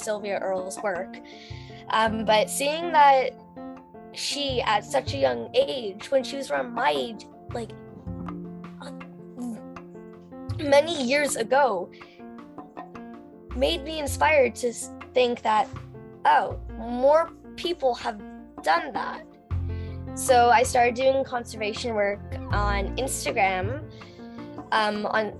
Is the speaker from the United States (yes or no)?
no; Canada; I'm 11 and I'm from Canada.